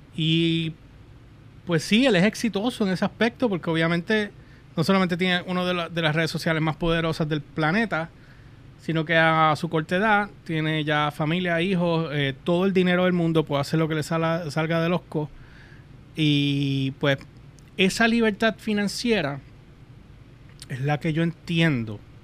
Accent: Puerto Rico; somos boricuas.

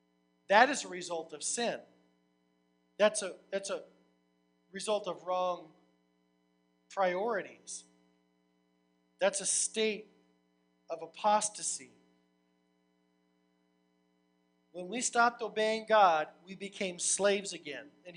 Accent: United States; I'm an American

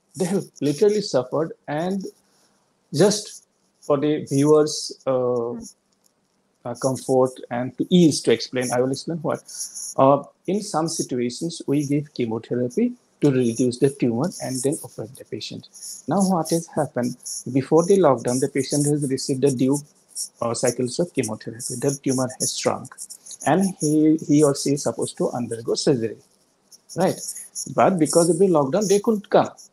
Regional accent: Assam, India; moved away as an adult; also born or lived in Guwahati; now in Delhi, India; the last 20 years, I have been out of Assam

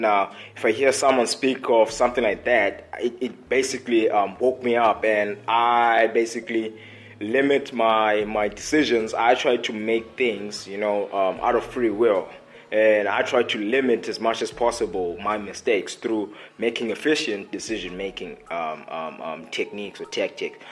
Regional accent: Port Elizabeth, Eastern Cape, South Africa; I'm a guy from Port Elizabeth. Port Elizabeth is just another small city that can be found in South Africa in the Eastern Cape

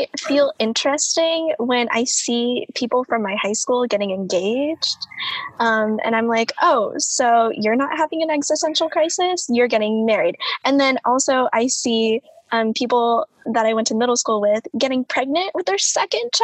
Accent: Kansas, United States; I grew up in Kansas

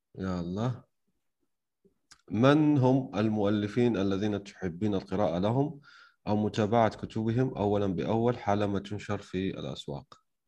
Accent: Algeria

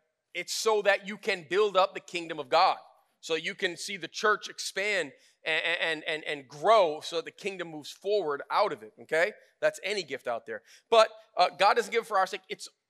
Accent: United States; I'm an American.

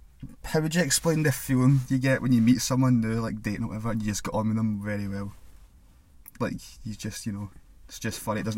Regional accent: Scotland, United Kingdom; I'm Scottish.

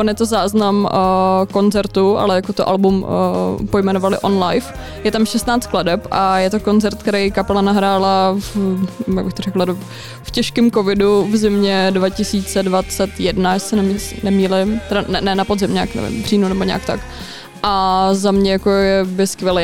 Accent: Litvínov, Ústí nad Labem Region, Czechia; u nás v Litvínově

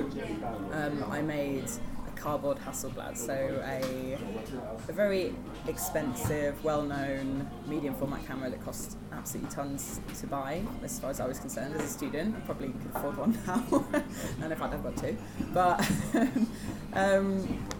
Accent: Lincolnshire, East Midlands, United Kingdom; I grew up in Lincolnshire

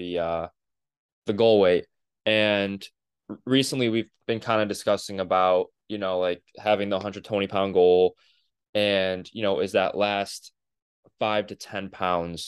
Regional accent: Cleveland, Ohio, United States; we're from Cleveland.

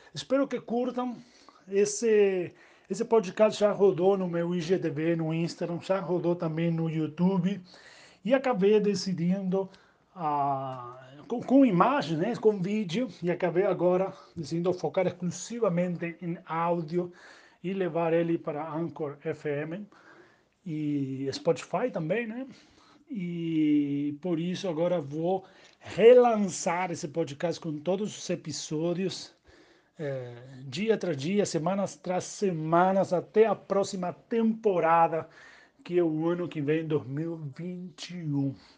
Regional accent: Argentina; Portuguese is a second language; moved away as an adult; also born or lived in Uruguay; now in Brazil; argentino, reside no Brasil faz sete anos

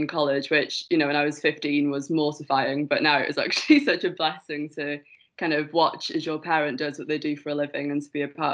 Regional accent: North Wales, United Kingdom; moved away as an adult; also born or lived in Aberdeen; I'm from North Wales. That's where I'm currently staying with my family because of the pandemic, so I'm home from university.

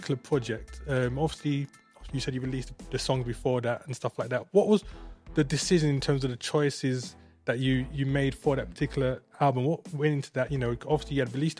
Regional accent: London, United Kingdom; I'm from London as well.

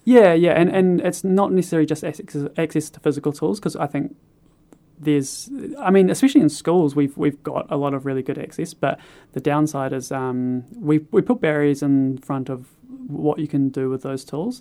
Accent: Kāpiti Coast, Wellington, New Zealand; now in Christchurch, New Zealand; I'm originally from the Carpathy Coast in the North Island

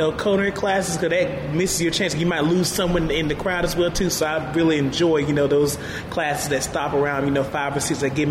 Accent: Middlesex, North Carolina, United States; I'm from Middlesex, North Carolina, so I'm a country Bama

